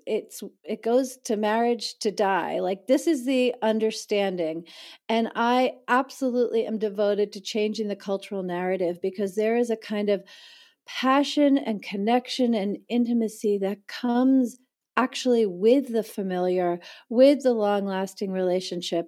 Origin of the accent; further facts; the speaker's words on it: East Coast of the United States, United States; moved away as an adult; also born or lived in New York City; now in San Francisco Bay Area, United States; I was born in New York City, I grew up on the East Coast of the United States